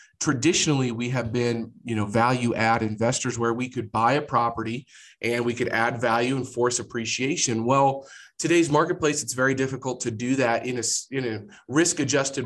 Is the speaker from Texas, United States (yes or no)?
no; Jefferson City, Missouri, United States; moved away as an adult; now in Kansas City, United States; I grew up in Jefferson City, Missouri, which is the capital of Missouri, but kind of a small town